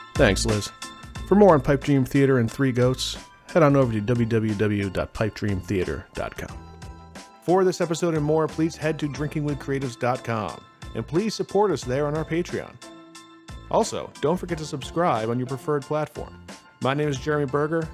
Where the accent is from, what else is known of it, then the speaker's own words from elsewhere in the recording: Utica, New York, United States; I grew up in, uh, Utica